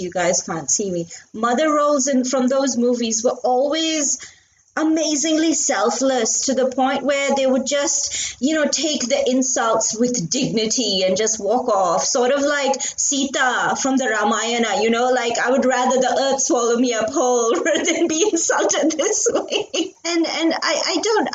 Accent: India; I grew up in India in the 90s

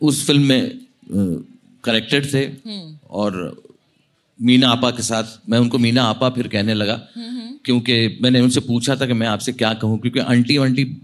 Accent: India; first language Marathi; Hindi is a second language; मैंने कहा मेरी मदर टंग मराठी है और घर में क्या बोलते हो बोले मराठी बोलता हूँ

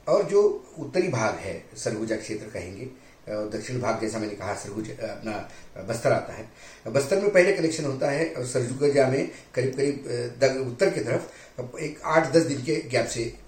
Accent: Vidarbha, Maharashtra, India; मैं खुद विदर्भ से आता हूँ

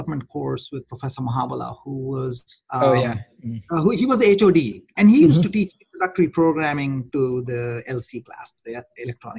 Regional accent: India; also born or lived in Gwalior; I grew up in India

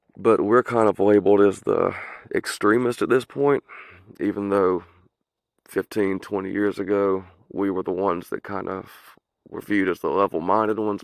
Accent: the South, United States; accent: southern; my southern accent. I am from the south

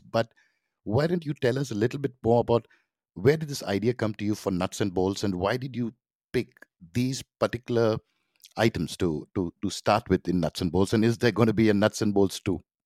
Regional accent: Mumbai, Maharashtra, India; I grew up in Mumbai

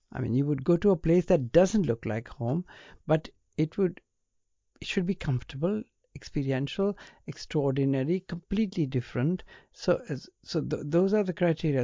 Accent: India; I was born in India

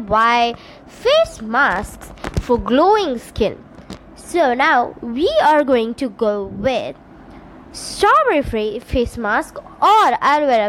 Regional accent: India; also born or lived in Tamil Nadu; I'm from India

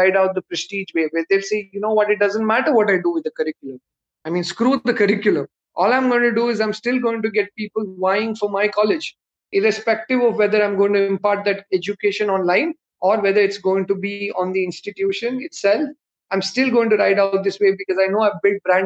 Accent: Bangalore, Karnataka, India; I'm a South Indian. I'm from Bangalore. My Hindi is terrible

